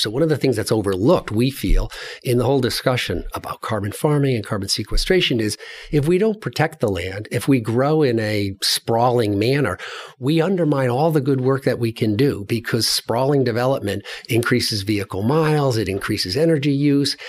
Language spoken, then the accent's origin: English; Glastonbury, Connecticut, United States; moved away; So I grew up in New England, in Connecticut, across from Hartford, in a place called Glastonbury, Connecticut